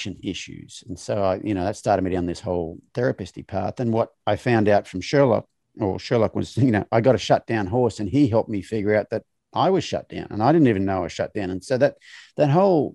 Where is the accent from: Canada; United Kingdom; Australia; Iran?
Australia; as a male of my generation growing up in Australia